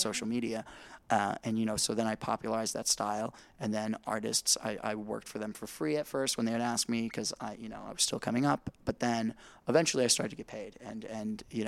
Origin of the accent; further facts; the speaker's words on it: Indiana, United States; I'm from Indiana